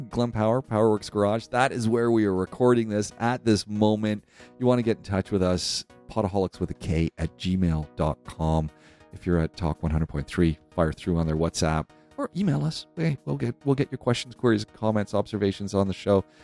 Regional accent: Canada; As a Canadian, yeah, Canadians

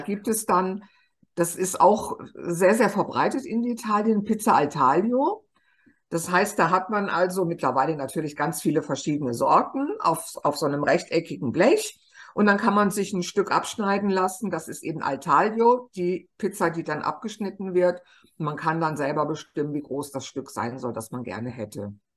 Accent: Germany; now in Naples, Italy; bei uns in Deutschland

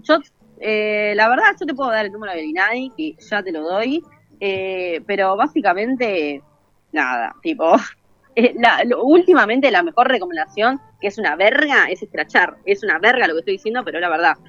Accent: Morón, Buenos Aires Province, Argentina; yo soy de Morón, el gallito de Morón, el grande.

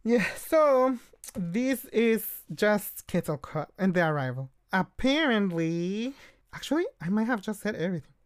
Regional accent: Oaxaca, Mexico; moved away; we are from Oaxaca.

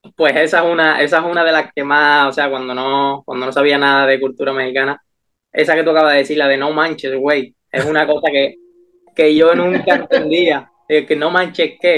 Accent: Seville, Andalusia, Spain; como mi tierra no. Yo que soy de aquí

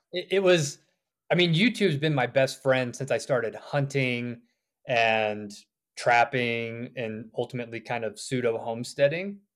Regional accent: the South, United States; moved away as an adult; also born or lived in Georgia / South Carolina / Richmond, Virginia; now in Idaho, United States; I grew up on the East Coast, too, a little further south in Georgia and South Carolina

